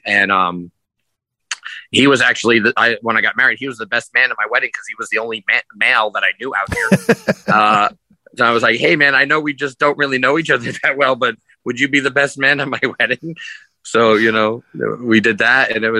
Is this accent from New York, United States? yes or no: yes; New York, United States; moved away as an adult; now in Las Vegas, United States; I'm originally from New York. I grew up in New York, and I moved to Las Vegas when I was 23 years old. And that would have been back in 1995.